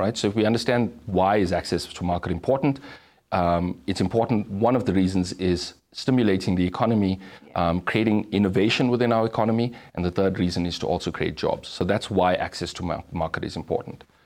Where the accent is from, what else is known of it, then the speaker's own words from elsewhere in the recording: Durban, KwaZulu-Natal, South Africa; born and bred in Durban, um, grew up in a township